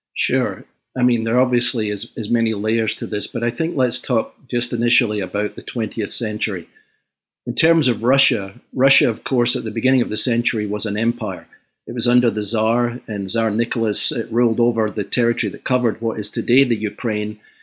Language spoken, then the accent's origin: English; Glasgow, Scotland, United Kingdom; moved away; I was born in Glasgow, uh, in the post-war years